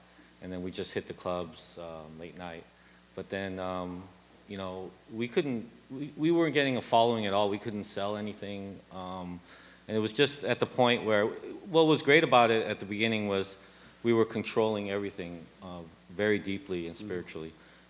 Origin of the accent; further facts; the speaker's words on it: Los Angeles, California, United States; So from that spirit, even though I'm American and I grew up